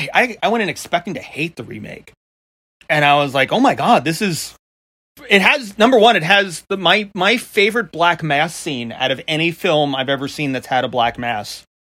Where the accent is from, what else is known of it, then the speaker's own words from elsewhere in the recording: Long Island, New York, United States; accent: New York; Because I grew up, number one, with a dad who spoke in, like, the old school New Yorker way. And then I was raised by my grandmother in Long Island for a bunch of years.